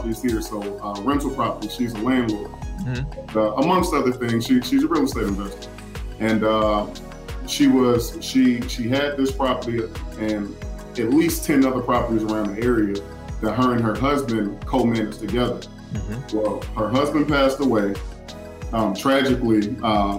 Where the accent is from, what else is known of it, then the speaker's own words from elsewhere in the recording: Winston-Salem, North Carolina, United States; we're both from Winston, and I know Winston like the back of my hand. That's, you know, I know Winston inside and out. And I've been there, you know, since I was, you know, I think 7 years old.